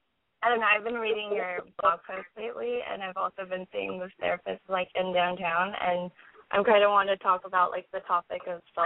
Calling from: Los Angeles, California, United States; I'm 21, and I'm actually calling from Los Angeles.

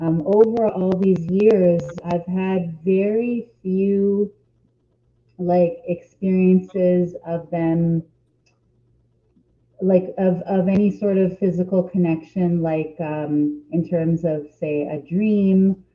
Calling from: Toronto, Ontario, Canada; I'm calling in from Toronto and Canada.

